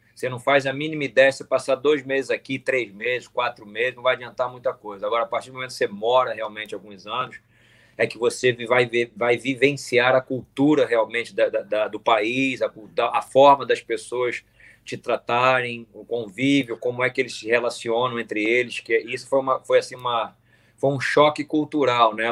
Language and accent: Portuguese; Brazil; nós, como brasileiros